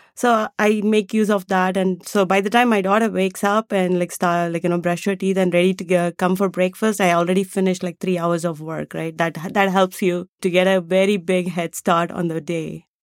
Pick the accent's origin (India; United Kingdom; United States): India; moved away; I grew up in India and I was a classical dancer going, growing up